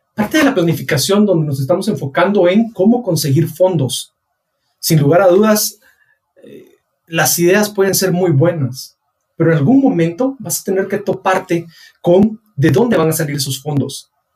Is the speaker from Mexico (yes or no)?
no; Guatemala